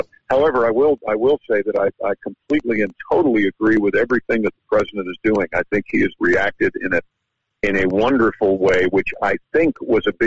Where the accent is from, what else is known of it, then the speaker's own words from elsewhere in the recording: New York, United States; now in Louisiana, United States; I'm from New York